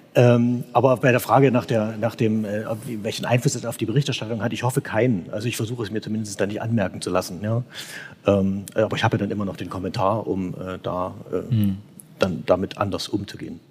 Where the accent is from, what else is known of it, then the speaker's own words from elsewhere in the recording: Saxony, Germany; Als Sachse selber